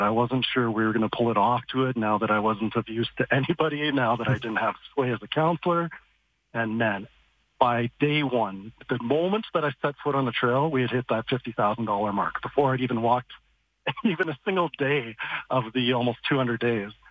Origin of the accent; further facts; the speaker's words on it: Calgary, Alberta, Canada; growing up in East Calgary